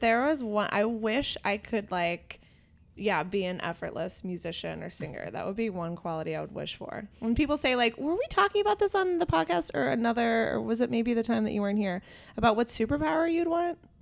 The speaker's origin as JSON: {"language": "English", "town": "Pittsburgh", "region": "Pennsylvania", "country": "United States", "said": "we're both from the Pittsburgh area"}